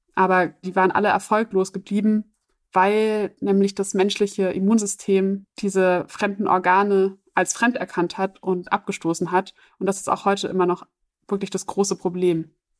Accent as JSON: {"language": "German", "country": "Germany", "said": "für mich als Deutsche"}